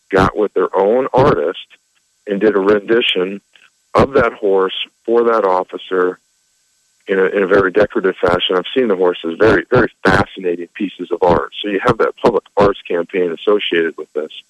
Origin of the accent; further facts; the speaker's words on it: Omaha, Nebraska, United States; I, I, am an Omaha guy. I've been uh, on the department 20 years. I'm born and raised in Omaha